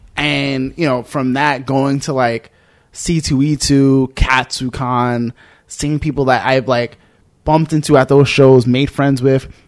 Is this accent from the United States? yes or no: yes; New York City, New York, United States; I'm some kid from the Bronx